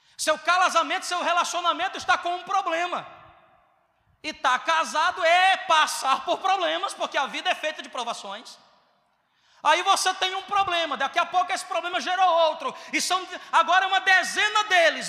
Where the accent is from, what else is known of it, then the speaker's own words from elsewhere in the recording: Northeast Region, Brazil; also born or lived in Southeast Brazil; eu sou nordestino